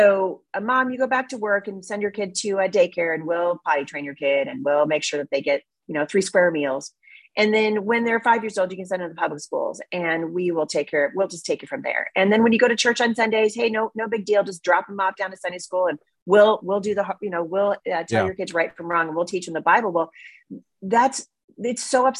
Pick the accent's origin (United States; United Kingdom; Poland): United States; Portland, Oregon; now in Battle Ground, Washington, United States; I grew up in Oregon